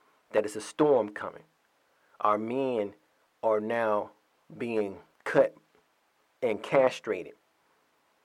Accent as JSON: {"language": "English", "town": "Atlanta", "region": "Georgia", "country": "United States", "tie": "born or raised there", "said": "My home state, my home city, a cesspool"}